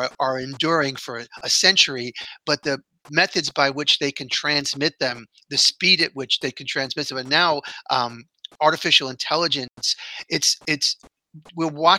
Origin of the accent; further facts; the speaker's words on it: New York, United States; I'm born and raised in New York